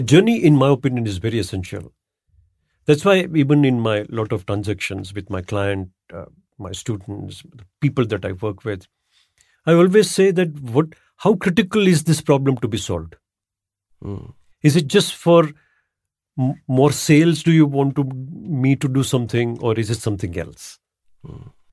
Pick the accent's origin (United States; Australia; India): India; Ahmedabad, Gujarat; I'm from Ahmedabad, by the way, and Ahmedabad had Ahmedabad at one point of time was declared as the Manchester of India. Manchester in UK was a textile hub. Hmm. my childhood was spent in you know in in Ahmedabad